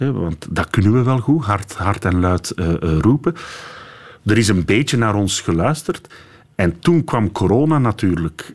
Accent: Dendermonde, Flanders, Belgium; Ik ben van Dendermonde.

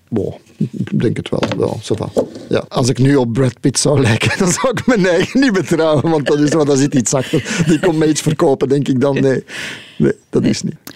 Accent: Leuven, Flanders, Belgium; ik ben van Leuven, dus ik ben thuis in Leuven

